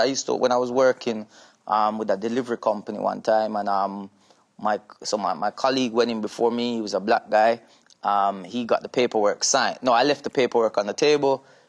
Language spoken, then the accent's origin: English; Jamaica; now in United Kingdom; 3 months later, I was in Jamaica, and I was there from I was 3 months old.